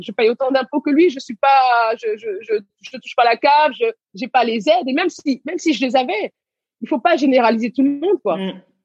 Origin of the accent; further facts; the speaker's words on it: Garges-lès-Gonesse, Île-de-France, France; also born or lived in Senegal / Levallois-Perret; j'ai grandi à Gargigonès